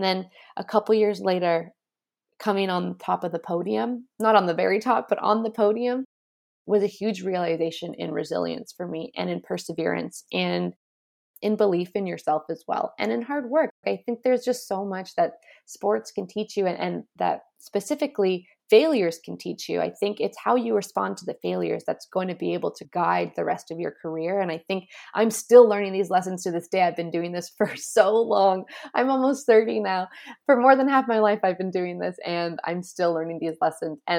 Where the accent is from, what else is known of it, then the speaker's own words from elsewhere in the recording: Canada; I was coming from Canada. And we were the Canadian champs